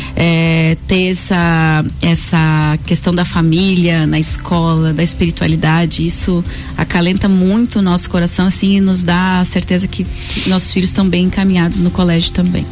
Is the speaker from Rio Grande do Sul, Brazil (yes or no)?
no; Lages, Santa Catarina, Brazil; moved away as an adult; nós somos aqui de Lages. Eu estudei no Santa Rosa